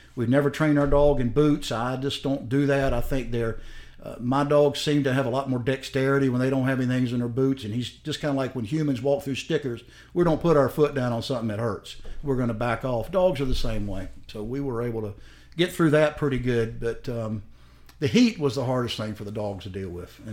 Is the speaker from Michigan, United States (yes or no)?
no; South Carolina, United States; I'm from South Carolina